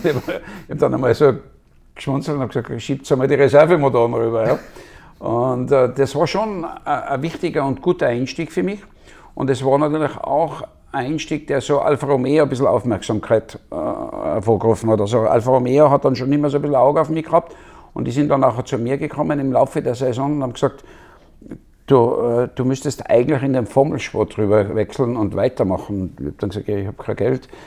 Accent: Wörgl, Tyrol, Austria; ich bin in Würgel aufgewachsen.

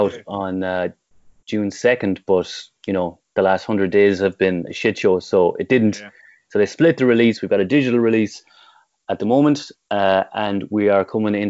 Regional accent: Tipperary, Munster, Ireland; growing up in Tip and growing up anywhere in the 80s and 90s

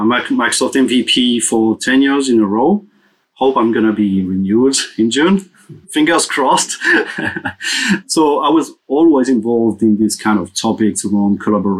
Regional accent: Paris, Île-de-France, France; also born or lived in Los Angeles; So I'm from Paris, and I'm actually living between Paris and Los Angeles.

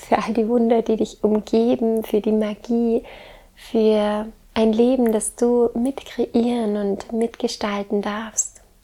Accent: Southern Germany, Germany; also born or lived in Baltic Sea coast; Ich komme ja ursprünglich aus dem Süden Deutschlands und bin jetzt hier an der Ostsee

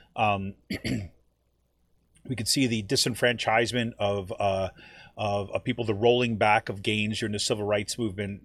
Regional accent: Utica, New York, United States; moved away as an adult; now in Allentown, United States; my hometown of Utica

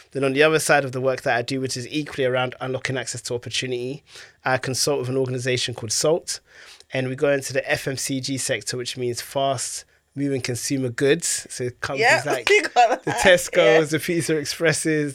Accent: London, United Kingdom; I grew up in Tottenham, North London

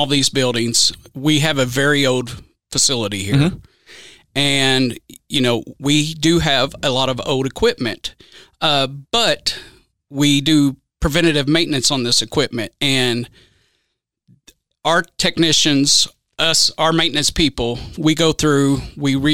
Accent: Owensboro, Kentucky, United States; also born or lived in Louisville, Kentucky; I was born in Owensboro, but raised in Weissville, which is, you know, right outside the city limits

